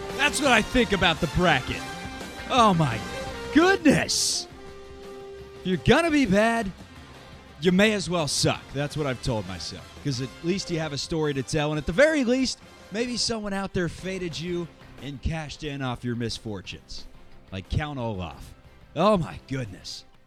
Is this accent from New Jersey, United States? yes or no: no; Cincinnati, Ohio, United States; my hometown of Cincinnati